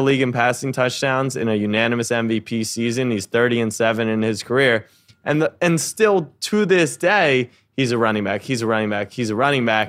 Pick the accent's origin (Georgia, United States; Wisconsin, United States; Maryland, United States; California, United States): Maryland, United States; moved away as an adult; also born or lived in Texas; now in New York, United States; I grew up in Maryland, and then I moved to New York